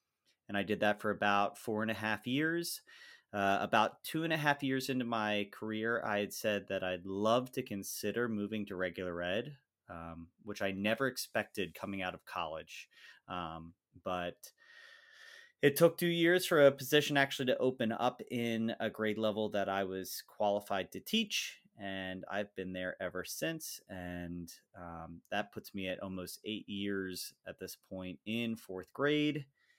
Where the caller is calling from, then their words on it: Lancaster, Pennsylvania, United States; I come to the podcast from Lancaster, Pennsylvania, which is kind of halfway in between Harrisburg and Philadelphia area, in a heavy population of Amish.